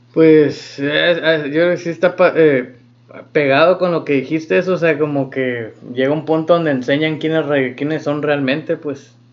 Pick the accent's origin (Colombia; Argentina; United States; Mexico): United States; moved away as an adult; now in Germany; soy de Estados Unidos